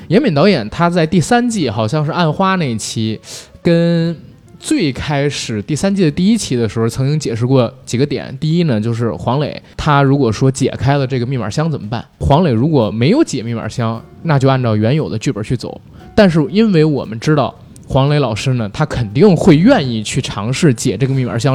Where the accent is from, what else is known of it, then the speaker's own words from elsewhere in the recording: Beijing, China; 我是作为一个北京人，我经常看他剧